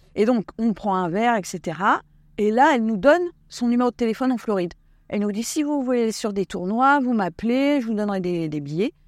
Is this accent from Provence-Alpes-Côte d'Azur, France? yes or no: no; Essonne, Paris region, Île-de-France, France; born or raised there; also born or lived in Ariège / Basque Country